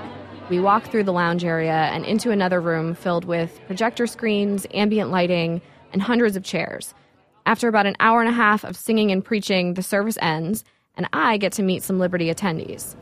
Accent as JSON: {"language": "English", "town": "Levittown", "region": "New York", "country": "United States", "tie": "born or raised there", "moved": "as an adult", "lives_now": "Brooklyn, United States", "said": "my hometown church, St. Bernard's in Levittown, New York."}